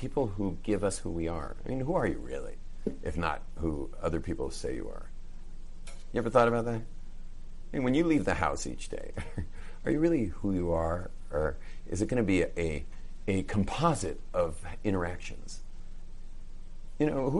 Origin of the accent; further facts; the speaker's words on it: West Coast, United States; I grew up on the West Coast.